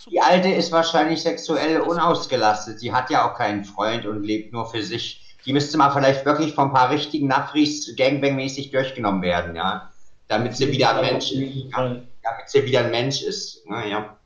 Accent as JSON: {"language": "German", "country": "Germany", "tie": "born or raised there", "first_language": "German", "said": "bin hier geboren, spreche Deutsch perfekt, liebe meine deutsche Muttersprache"}